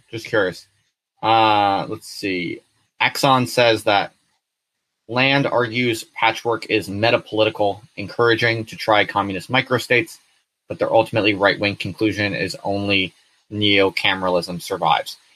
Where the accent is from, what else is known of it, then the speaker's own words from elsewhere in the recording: Hull, Yorkshire and the Humber, United Kingdom; I'm from Hull originally.